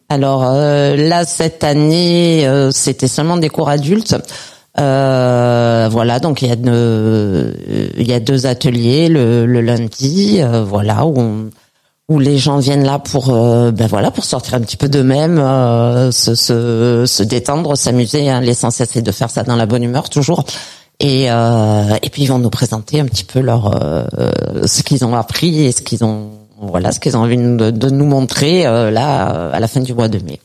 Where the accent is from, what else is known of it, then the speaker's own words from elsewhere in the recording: Perpignan, Occitania, France; chez nous à Perpignan